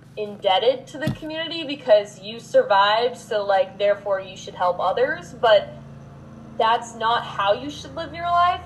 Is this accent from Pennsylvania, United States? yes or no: no; Texas, United States; moved away; also born or lived in Mason City, Iowa; I'm born and raised in Texas